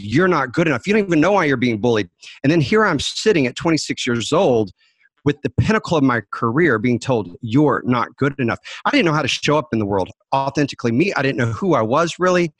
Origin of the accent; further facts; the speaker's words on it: Dallas, Texas, United States; I was raised in Dallas